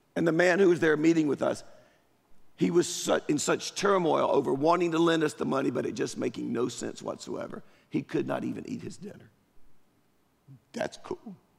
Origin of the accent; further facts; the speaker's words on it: Durham, North Carolina, United States; now in Apex, United States; I grew up in Durham, East Durham